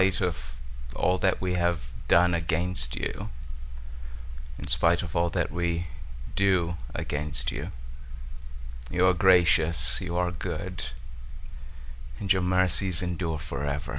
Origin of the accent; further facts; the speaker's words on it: Zimbabwe; moved away; I'm originally from Zimbabwe.